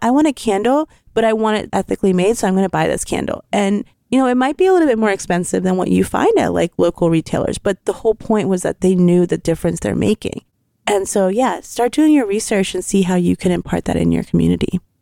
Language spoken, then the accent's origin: English; Lancaster, Pennsylvania, United States; also born or lived in India / Texas; I grew up in Texas till I was five and then came to Lancaster when I was six, and I've been here ever since.